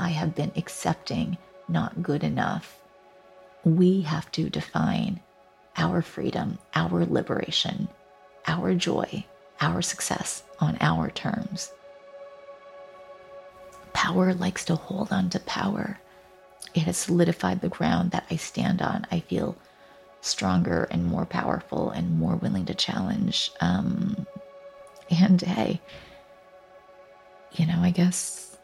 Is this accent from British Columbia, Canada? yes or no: yes; Vancouver, British Columbia, Canada; also born or lived in Taipei, Taiwan; My family immigrated to Canada when I was six, and so I grew up on the stolen lands of the Coast Salish peoples, or currently colonially known as Vancouver, Canada